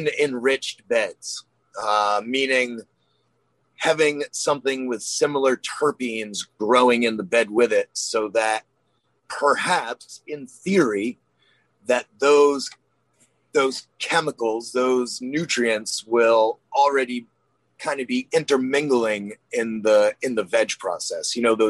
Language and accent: English; Maine, United States; I'm from Maine